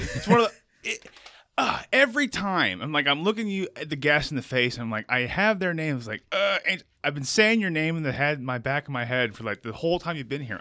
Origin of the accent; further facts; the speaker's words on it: United States; I'm American